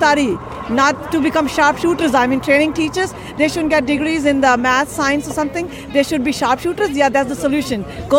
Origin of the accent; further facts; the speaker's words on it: India; We're from India. We have Mahatma Gandhi.